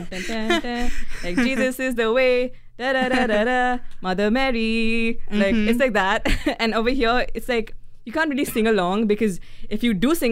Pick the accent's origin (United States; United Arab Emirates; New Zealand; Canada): United Arab Emirates; Dubai; growing up in Dubai.